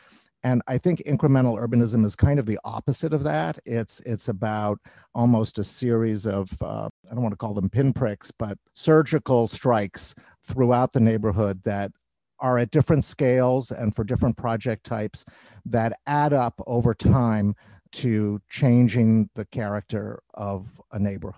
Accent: Johnstown, Pennsylvania, United States; also born or lived in Europe / New York City, United States; When I was a kid, I grew up in Europe and I grew up in New York City and I grew up in a lot of different sort of neighborhood environments. But in junior high and high school, we moved to a small city in Western Pennsylvania called Johnstown, Pennsylvania.

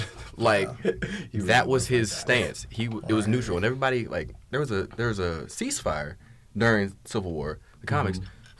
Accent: Lawrence, Kansas, United States; also born or lived in Tulsa; Born and raised in Lawrence, Kansas. Went to school down in Tulsa

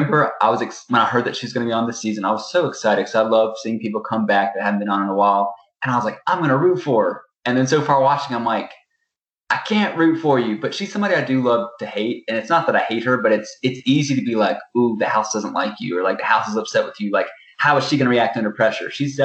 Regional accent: Virginia, United States; I'm from Virginia.

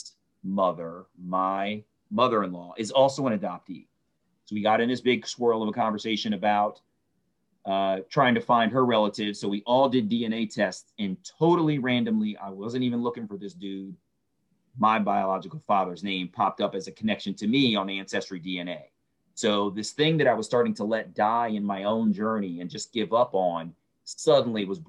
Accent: Baltimore, Maryland, United States; I was born in Baltimore, Maryland

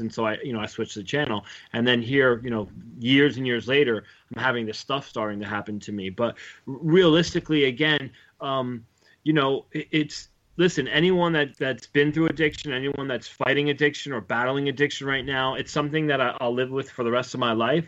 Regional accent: United States; I grew up right outside of Manhattan

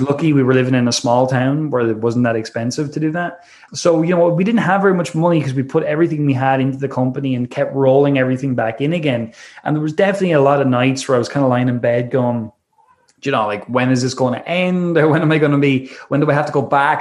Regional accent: Wexford, Leinster, Ireland; also born or lived in Dublin; I left my hometown uh, called Wexford in Ireland and uh, I moved up to Dublin

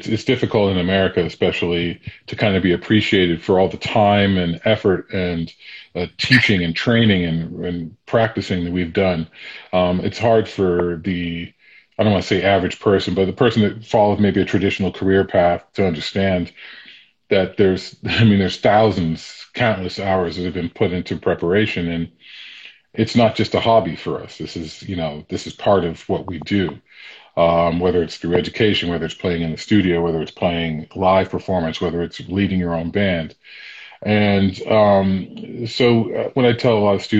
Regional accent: Sharon, Massachusetts, United States; also born or lived in Boston, Massachusetts; I grew up in Sharon, Massachusetts.

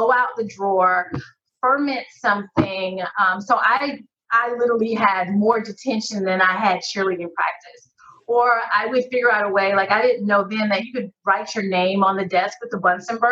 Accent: Decatur, Georgia, United States; I grew up in Decatur, Georgia, as we finally call it, the DEC

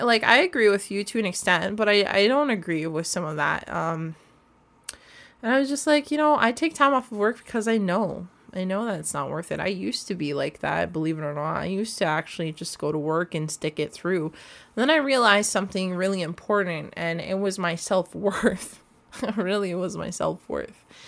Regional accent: Canada; through foster homes, learning about my Canadian identity, what it is to be a Canadian

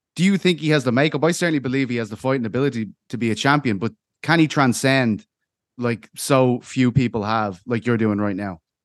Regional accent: Ireland; I'm an Irishman.

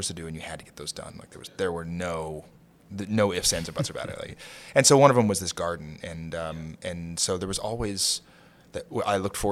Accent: Kentucky, United States; moved away as an adult; also born or lived in San Francisco / Aspen / Santa Fe / Martha's Vineyard; now in New York, United States; I grew up in Kentucky, you know, definitely a blue-collar family

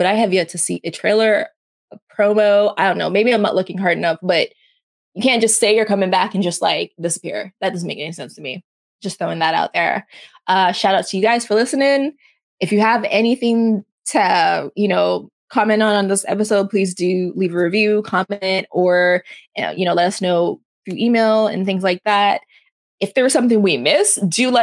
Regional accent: Canada; I'm Canadian

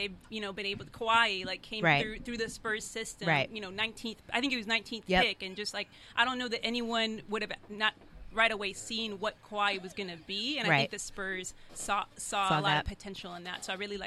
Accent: Riverside, California, United States; also born or lived in Chicago; I grew up in Riverside after I lived in Chicago

